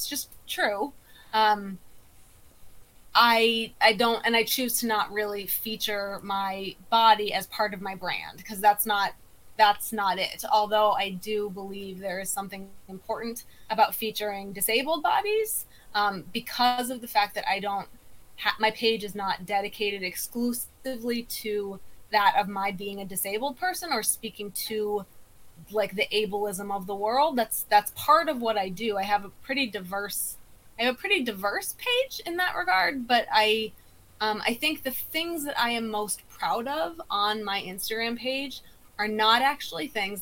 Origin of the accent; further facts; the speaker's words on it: South Dakota, United States; I grew up in South Dakota